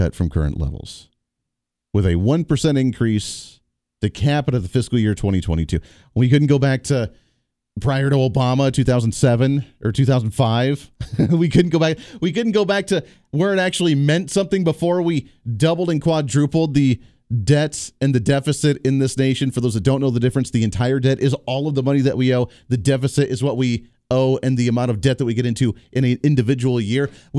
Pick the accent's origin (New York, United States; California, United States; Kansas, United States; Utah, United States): Kansas, United States; He's from the 1st Congressional District right here in my home state of the state of Kansas.